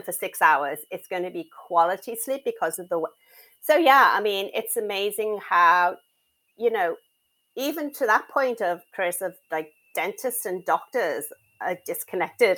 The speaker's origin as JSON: {"language": "English", "town": "Liverpool", "region": "North West England", "country": "United Kingdom", "moved": "as an adult", "lives_now": "United States"}